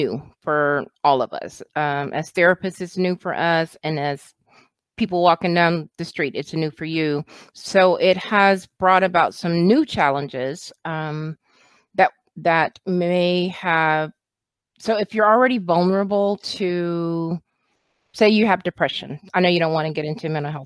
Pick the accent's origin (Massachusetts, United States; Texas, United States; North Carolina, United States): Texas, United States; Austin; I am from Austin, Texas, born and raised in Texas. Been here most of my life.